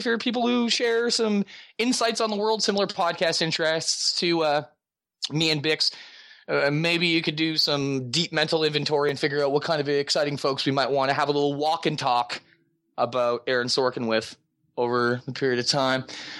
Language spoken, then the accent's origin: English; Halifax, Nova Scotia, Canada; I grew up in Halifax, Nova Scotia.